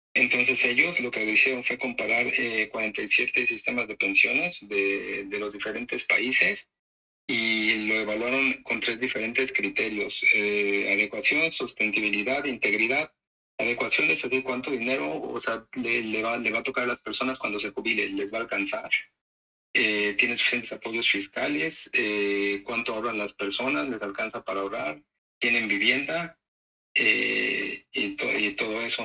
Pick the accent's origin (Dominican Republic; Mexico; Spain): Mexico; now in Netherlands; nosotros somos mexicanos